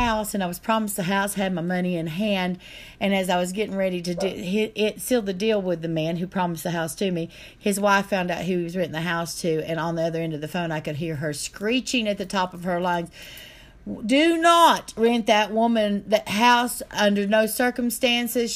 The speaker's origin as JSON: {"language": "English", "region": "North Carolina side of Roan Mountain", "country": "United States", "lives_now": "Tennessee, United States", "said": "I'm from the North Carolina side of Rome Mountain, Tennessee. In fact, my family owned that whole side of the mountain one time"}